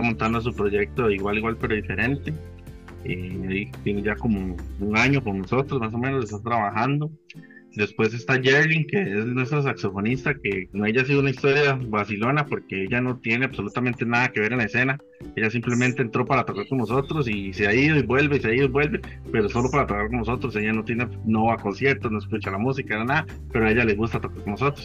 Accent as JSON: {"language": "Spanish", "region": "Heredia", "country": "Costa Rica", "said": "yo soy de Heredia"}